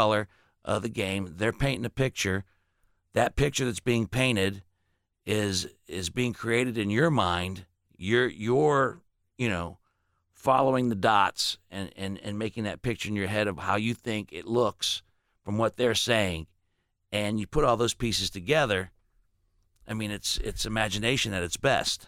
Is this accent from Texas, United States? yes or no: no; Dolton, Illinois, United States; also born or lived in Gary, Indiana; I was born in Gary, lived in Chicago, suburb called Dalton